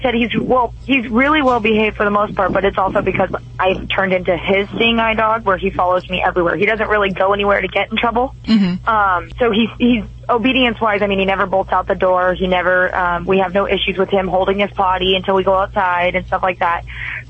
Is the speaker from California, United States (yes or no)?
yes; Simi Valley, California, United States; now in Las Vegas, United States; I used to own my own rescue in Simi Valley, where I'm from